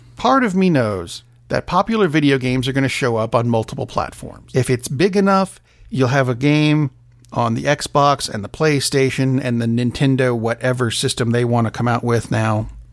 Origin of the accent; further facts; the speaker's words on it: Tennessee, United States; my home state